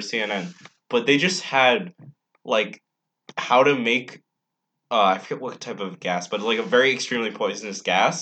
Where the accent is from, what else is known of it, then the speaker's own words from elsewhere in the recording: northern New York, United States; I'm northern New York, not southern